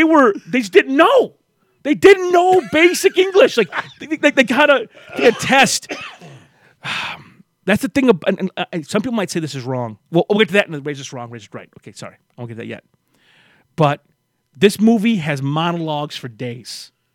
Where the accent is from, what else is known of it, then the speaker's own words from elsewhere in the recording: Flint, Michigan, United States; also born or lived in Waterford, Michigan; When we moved from Flint to Waterford